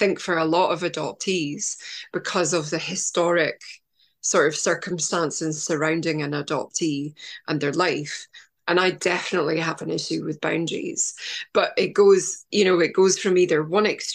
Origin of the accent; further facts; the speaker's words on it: Scotland, United Kingdom; I know I'm Scottish